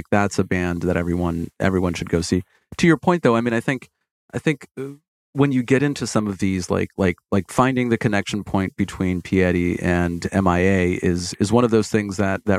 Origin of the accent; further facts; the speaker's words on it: Brazil; English is a second language; I use it when I'm speaking English because people don't know that we say communities in Brazil now.